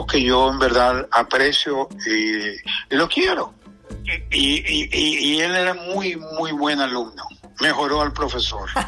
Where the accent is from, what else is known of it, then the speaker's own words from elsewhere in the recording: Venezuela; moved away; yo me vine de Venezuela porque no tenía demasiada, demasiada negocio y demasiadas ocupaciones.